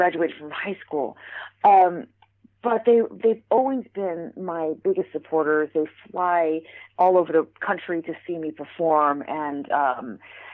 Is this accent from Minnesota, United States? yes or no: no; New York City, New York, United States; being a New Yorker